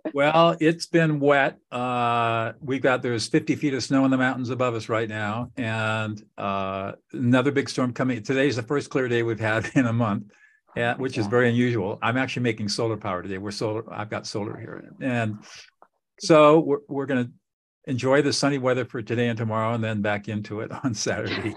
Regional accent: Southern California, United States; also born or lived in New Hampshire; I grew up in Southern California

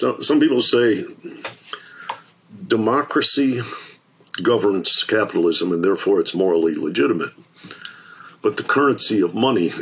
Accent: Detroit, Michigan, United States; I grew up in Detroit.

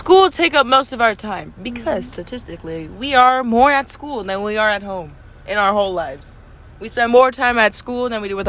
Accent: United States; also born or lived in Peru; I'm American.

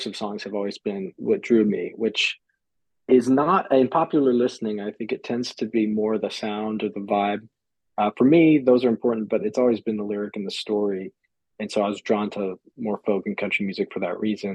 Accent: Phoenix, Arizona, United States; moved away as an adult; also born or lived in Northeast United States / Oxford, United Kingdom; now in New York, United States; I'm from Phoenix. I grew up in Phoenix, Arizona, was there most of my life.

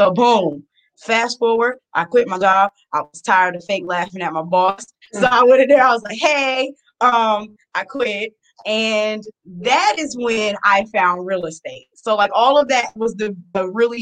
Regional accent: Columbus, Ohio, United States; we're from Columbus, Ohio

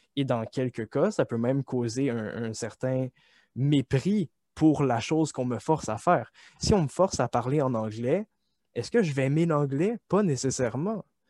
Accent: Quebec, Canada; nous épanouir en tant que Québécois

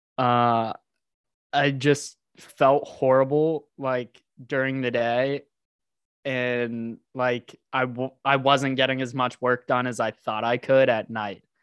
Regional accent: Houston, Texas, United States; now in Austin, United States; I was born and raised in Houston

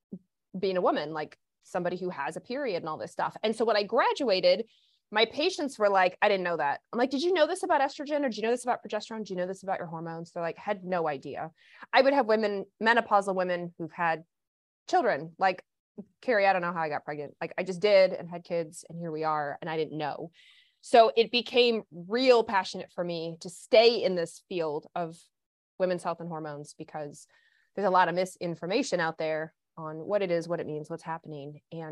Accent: Kentucky, United States; I was despite the lack of accent, I grew up in Kentucky.

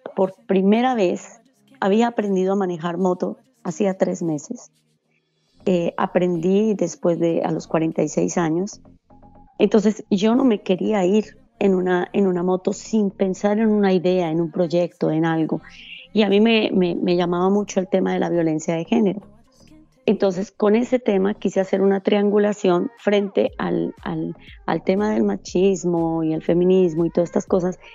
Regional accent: Bogotá, Colombia; moved away as an adult; Yo soy de, Bogotá, de Colombia

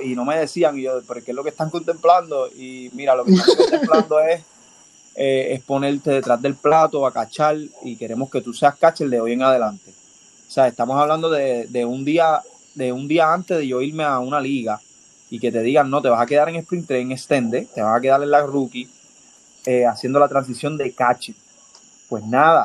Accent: Dorado, Puerto Rico; also born or lived in Bayamón; yo nací en Bayamón el 28 de marzo del 90. Eh, me crié en, en, lo que le dicen el casco urbano de Dorado

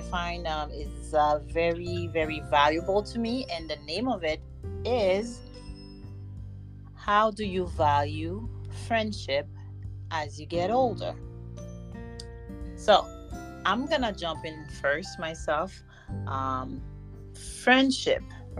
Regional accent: Florida, United States; We have another episode, and I am recording from my hometown, Florida.

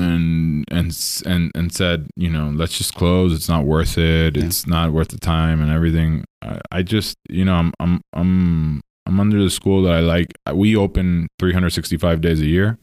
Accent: Puerto Rico; moved away; I am from Puerto Rico, born and raised there.

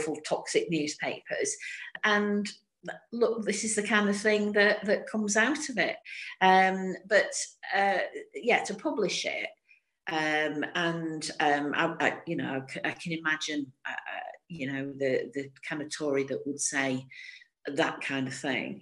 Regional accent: Stockport, North West England, United Kingdom; I'm from Stockport as well

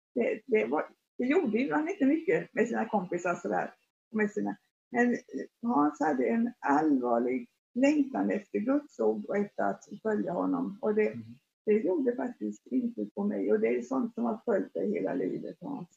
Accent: Forserum, Jönköping County, Sweden; jag växte upp i Forsum som ligger strax utanför, utanför Jönköping

